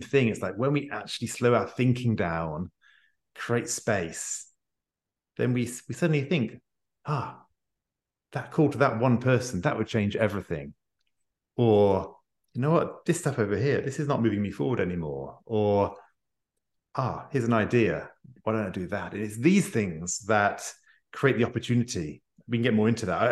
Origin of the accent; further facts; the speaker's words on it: United Kingdom; I'm a Brit